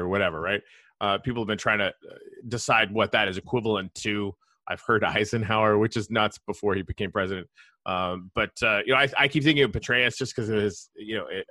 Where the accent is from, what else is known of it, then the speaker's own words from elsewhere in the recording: Canada; now in United States; I'm Canadian. I come from a country where universal healthcare was standard